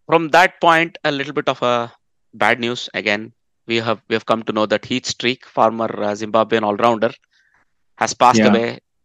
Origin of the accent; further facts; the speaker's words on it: Netherlands; So I come from the Netherlands.